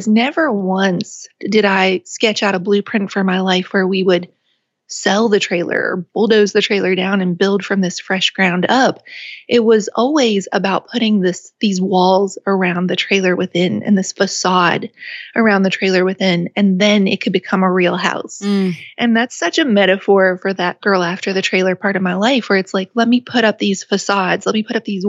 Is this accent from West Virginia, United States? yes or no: yes; West Virginia, United States; moved away as an adult; also born or lived in England; I would be an ambassador for West Virginia, and I would give a talk about my home state